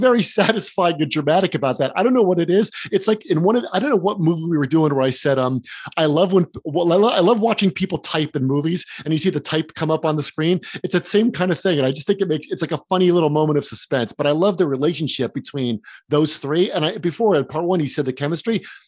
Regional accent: New Jersey, United States; I grew up in New Jersey

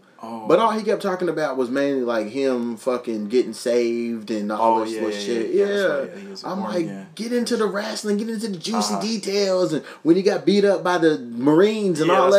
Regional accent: Louisville, Kentucky, United States; I'm from Louisville.

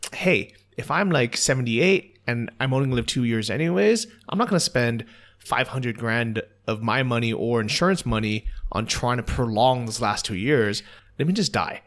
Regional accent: United States; moved away; as an American

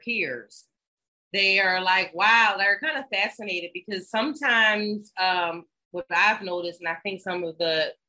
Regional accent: Philadelphia, Pennsylvania, United States; moved away as an adult; also born or lived in Washington, District of Columbia, United States; now in Ghana; I'm from Philadelphia and DC

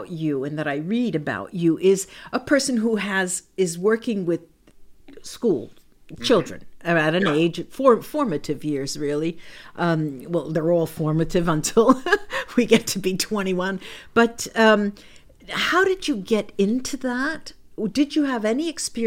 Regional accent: United States; moved away as an adult; now in Italy; when I grew up in the United States and I went through, I mentioned through the system, the educational

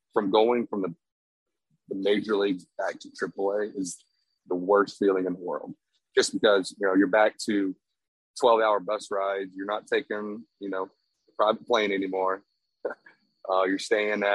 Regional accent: Texas, United States; I'm from Texas, born and raised

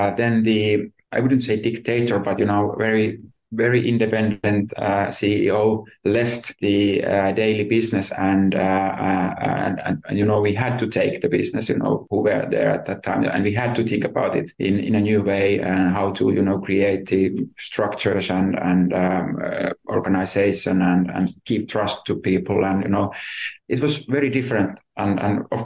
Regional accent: Tampere, Pirkanmaa, Finland; moved away as an adult; now in Helsinki, Finland; I could get a nice job in my city, my hometown then

